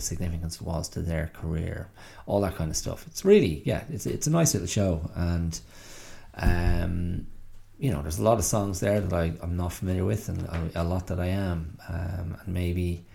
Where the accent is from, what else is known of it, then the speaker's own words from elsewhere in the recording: Ireland; as an Irish person